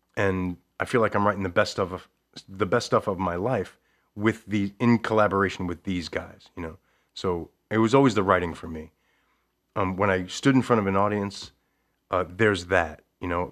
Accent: Levittown, New York, United States; moved away as an adult; now in Connecticut, United States; I grew up in Levittown, New York

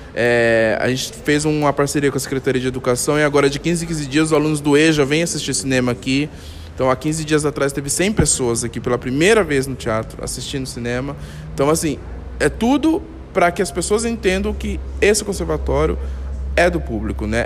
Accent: São Paulo, Brazil; moved away; eu sou de São Paulo, né? E quando eu trabalhava em São Paulo

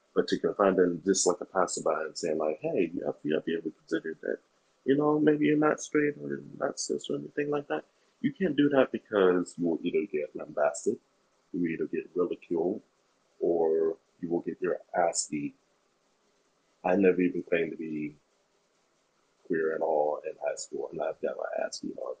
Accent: Fresno, California, United States; also born or lived in Oakland, California; now in Sacramento, United States; I was born in Oakland, California, and I now live in Sacramento, but between those two points, I lived in Fresno, California

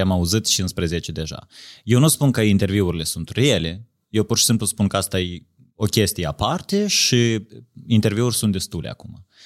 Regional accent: Moldova; noi ne rușinăm de faptul că suntem moldoveni

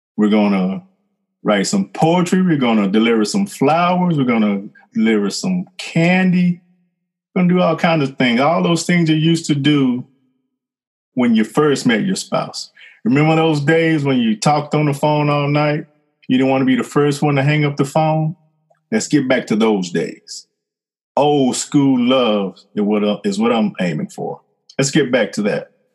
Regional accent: Fort Worth, Texas, United States; moved away as an adult; now in Southwest Louisiana, United States; I am originally from Fort Worth, Texas. I lived there till 1993

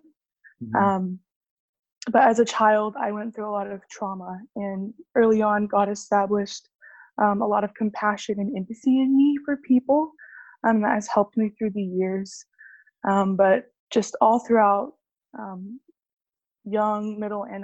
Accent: Sugar Land, Texas, United States; also born or lived in France; I was born and raised in Sugar Land, Texas, which is just 15 minutes south of Houston

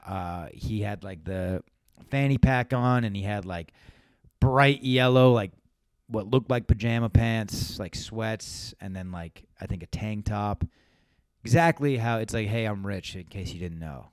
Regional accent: Valencia, California, United States; we're from Valencia, which is, like, northern Los Angeles County

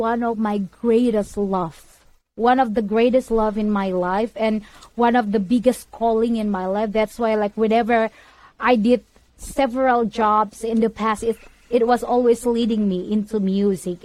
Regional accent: Indonesia; now in United States; I am from Indonesia. Right now, I'm living in USA

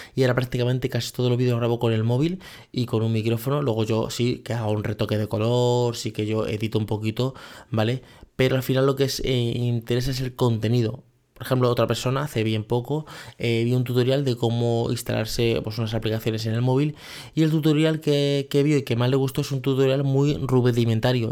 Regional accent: Spain; Es el modelo donde yo me he criado, que sé que soy español

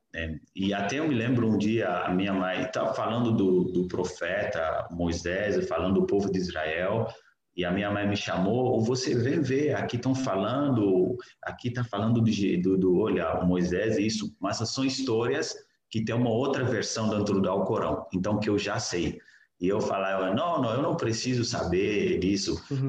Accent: Niger; Portuguese is a second language; moved away as an adult; Eu sou do Níger, é, eu venho de uma família muçulmana e nasci, cresci dentro de um lar muçulmano

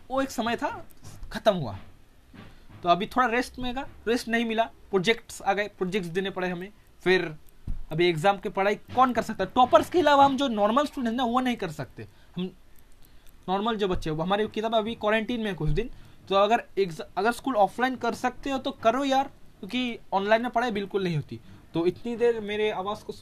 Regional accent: West Bengal, India; Hindi is a second language; sorry mass कह दिया क्योंकि मैं बंगाली हूँ मैंने मंथ के जगह मास कह दिया

